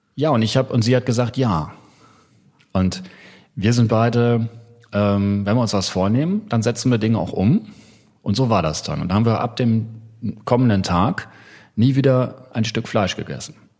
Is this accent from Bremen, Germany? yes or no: no; North Rhine-Westphalia, Germany; also born or lived in Hamburg; ich bin in Westfalen groß geworden